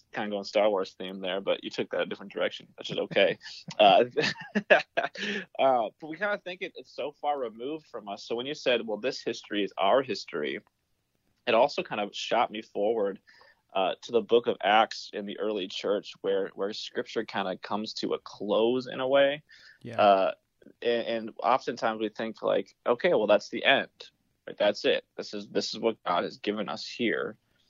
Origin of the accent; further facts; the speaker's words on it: Minnesota, United States; as a Minnesotan